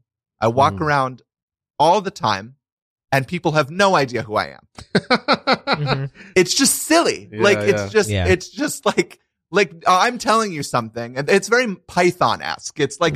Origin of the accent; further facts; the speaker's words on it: Brooklyn, New York, United States; I grew up in Brooklyn down there. In Sheepshead Bay.